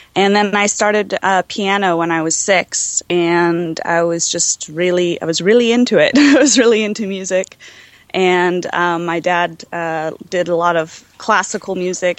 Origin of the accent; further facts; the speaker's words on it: Los Angeles, California, United States; I grew up in Los Angeles